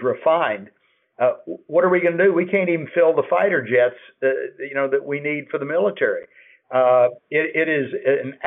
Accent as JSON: {"language": "English", "country": "United States", "said": "as an American"}